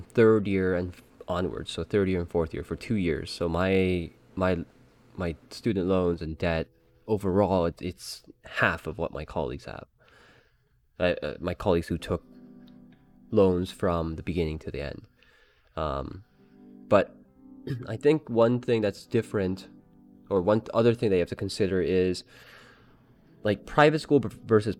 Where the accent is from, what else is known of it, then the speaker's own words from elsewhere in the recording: Canada; I'm Canadian